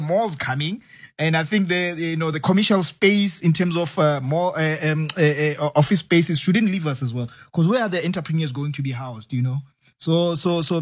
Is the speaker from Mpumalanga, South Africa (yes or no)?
no; Sebokeng, Gauteng, South Africa; I'm from the Val, by the way, from Sibukeng